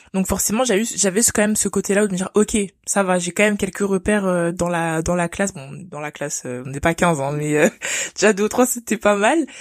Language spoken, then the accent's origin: French; France; je suis née en France, donc j'ai grandi en France